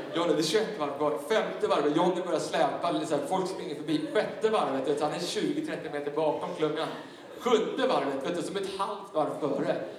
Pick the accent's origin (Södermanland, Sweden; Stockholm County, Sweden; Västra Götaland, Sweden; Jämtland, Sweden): Stockholm County, Sweden; Tyresö; jag växte upp i en, i en pingstkyrka söder om, eh, Stockholm, i, i Tyresö pingstkyrka